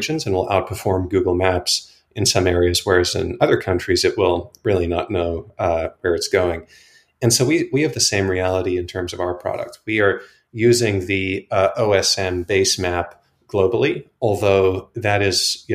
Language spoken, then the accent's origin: English; Johannesburg, Gauteng, South Africa; moved away as an adult; now in United States; I grew up in South Africa, as I think you may know, and Chris and I actually went to high school together in Johannesburg